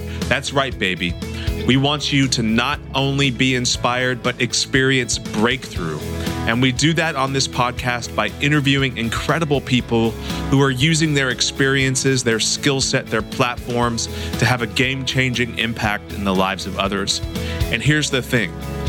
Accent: Santa Cruz, California, United States; a guy that I grew up with here in Santa Cruz, who was also a SEAL.

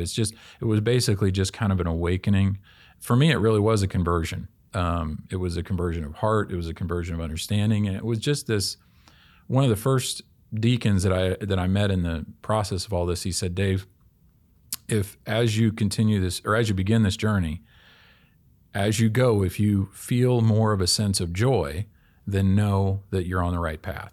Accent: Kansas City, Kansas, United States; I grew up in Kansas City, Kansas.

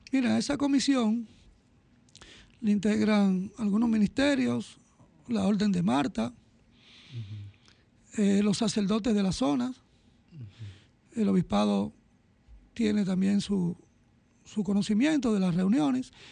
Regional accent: Dominican Republic; porque somos la primada de América, somos los primeros del Nuevo Mundo

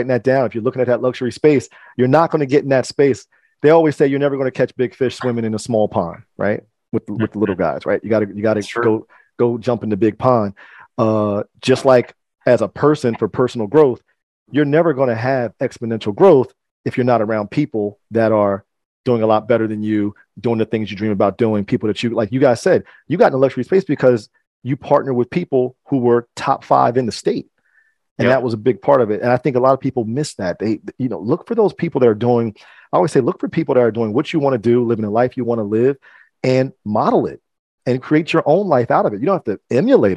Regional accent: Mercer County, New Jersey, United States; I grew up in Mercer County, kind of near the Princeton area

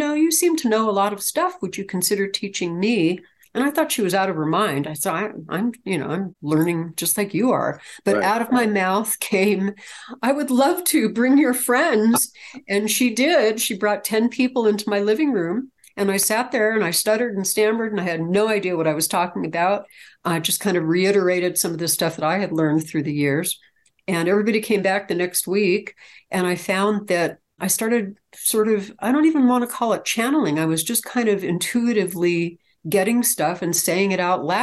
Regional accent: California, United States; I'm from California originally. I'm actually a California native

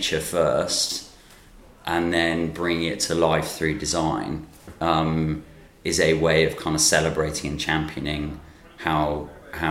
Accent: North Lincolnshire, Yorkshire and the Humber, United Kingdom; I grew up in North Lincolnshire

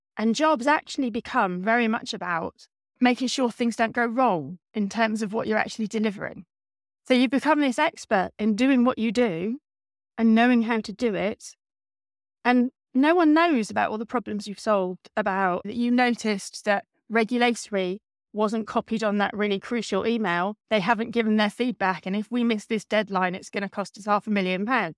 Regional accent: East Anglia, East of England, United Kingdom; I grew up in East Anglia and I wanted to stay in East Anglia

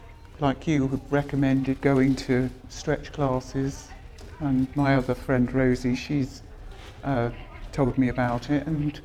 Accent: Reading, South East England, United Kingdom; And I've been born and bred in Reading.

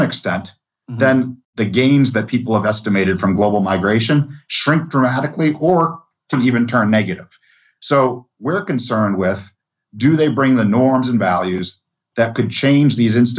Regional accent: Massachusetts, United States; now in Texas, United States; And I was a migrant from Massachusetts to Texas. So the epitome of liberal state person who moves here.

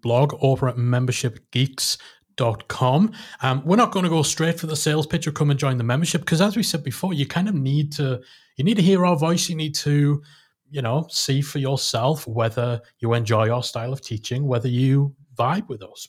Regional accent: Newcastle upon Tyne, North East England, United Kingdom; in, um, in Newcastle. But, you know, it was in my hometown

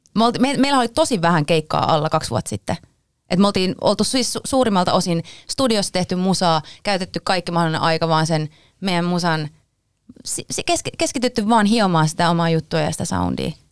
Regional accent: Pori, Satakunta, Finland; now in Helsinki, Finland; Minä olen Porista lähtöisin

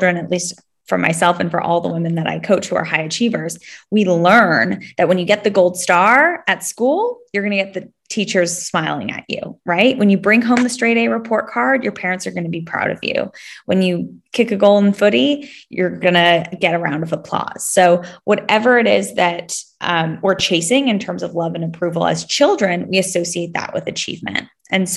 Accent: Palo Alto, California, United States; also born or lived in Sydney, Australia; now in Los Angeles, United States; I am actually originally from the Bay Area, so from the Silicon Valley, that's Palo Alto, California

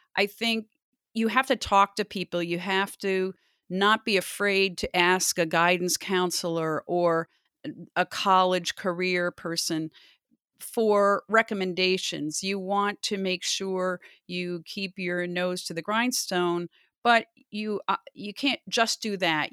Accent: Loudonville, New York, United States; I grew up outside of Albany in a little town called Loudonville

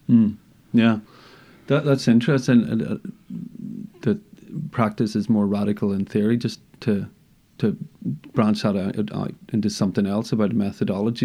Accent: Northern Ireland, United Kingdom; I'm from Northern Ireland, grew up here

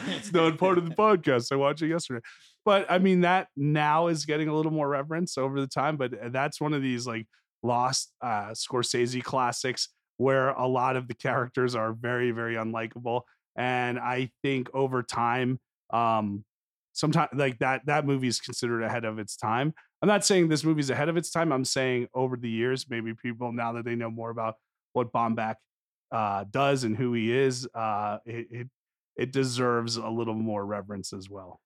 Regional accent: New Jersey, United States; a Jewish boy from North Jersey

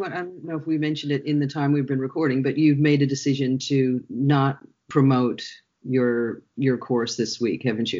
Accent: United States; moved away as an adult; both Shara and I grew up in the United States.

